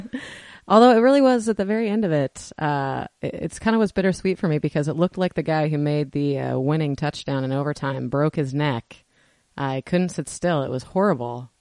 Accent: Washington, United States; moved away; We are from Washington originally

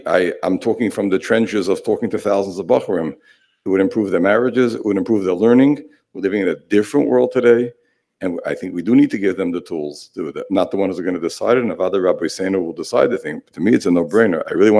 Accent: Israel; I'm from Israel.

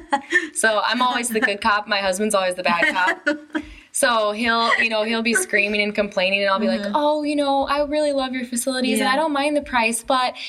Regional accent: United States; moved away as an adult; now in China; I'm an American

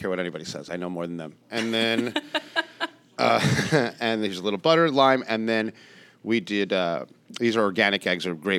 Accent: Passaic, New Jersey, United States; I was born in Passaic, New Jersey.

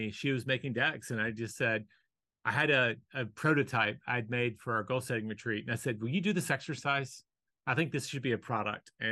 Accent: Fargo, North Dakota, United States; born there; I was born in Fargo and I want warmer weather

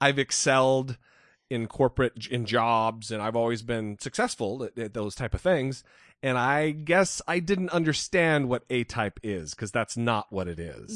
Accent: Idaho, United States; moved away; about a half hour through windy, crazy mountain roads from Moscow to my hometown

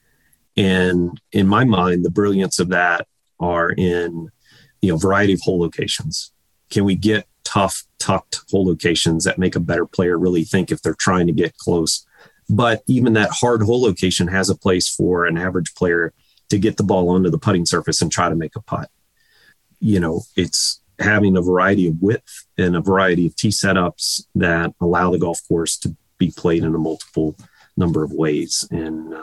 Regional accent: Virginia, United States; growing up in Virginia

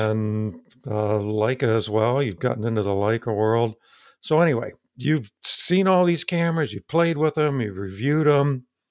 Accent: United States; accent: hillbilly; my hillbilly accent

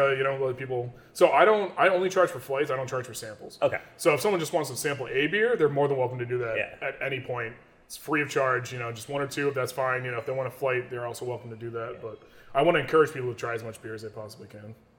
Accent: New York, United States; I love my hometown. I love being here

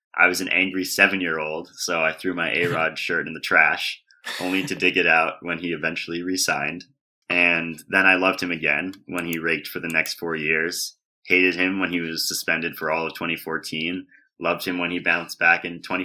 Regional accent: New York City, New York, United States; I grew up in Manhattan, and I'm actually a third generation Yankees fan.

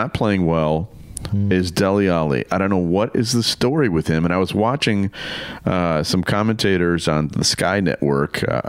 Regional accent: United States; I'm an American.

